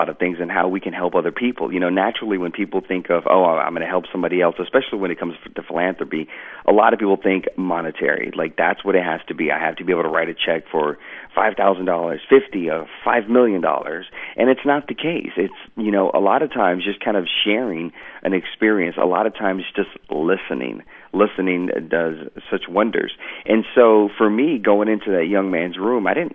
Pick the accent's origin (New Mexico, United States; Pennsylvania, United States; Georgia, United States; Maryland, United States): Georgia, United States; moved away as an adult; I was allowed to go home to my hometown of Georgia